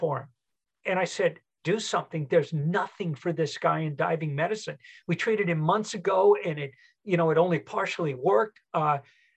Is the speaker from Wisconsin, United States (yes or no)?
no; Southern California, United States; moved away; also born or lived in Denver, Colorado; I grew up in Southern California and had a home in Denver for years